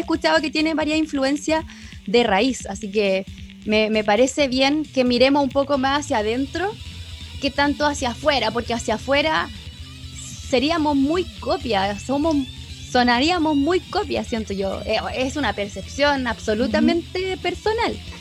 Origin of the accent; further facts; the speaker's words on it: Chile; a nosotros como chilenos